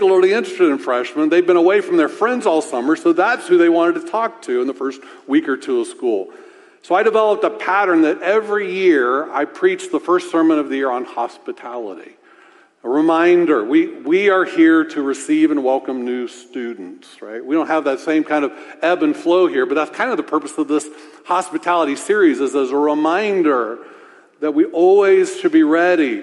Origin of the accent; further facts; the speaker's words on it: Orlando, Florida, United States; I was born and raised in Orlando